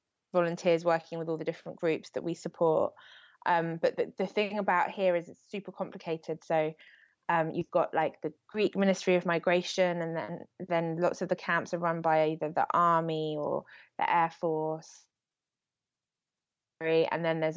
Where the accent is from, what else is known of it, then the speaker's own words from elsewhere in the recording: United Kingdom; as British people